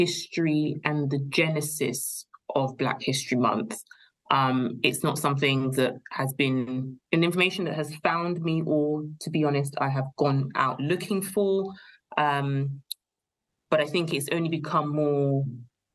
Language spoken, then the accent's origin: English; London, United Kingdom; Grew up in the UK, and home has always been London